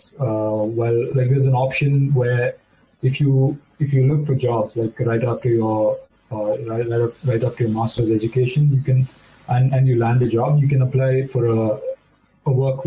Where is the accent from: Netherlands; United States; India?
India; Belur, Karnataka; moved away as an adult; now in Germany; I'm from Belur.